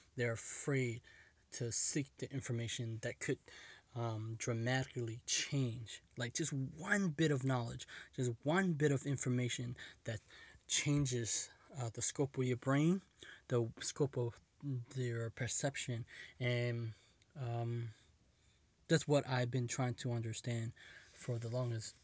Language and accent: English; United States; I was born in America